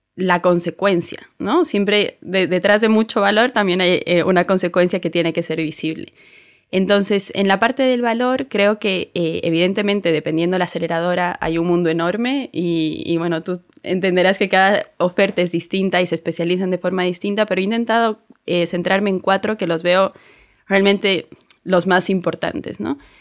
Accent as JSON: {"language": "Spanish", "country": "Bolivia", "moved": "yes", "lives_now": "Spain", "said": "yo soy de Bolivia, me vine hace unos años ya"}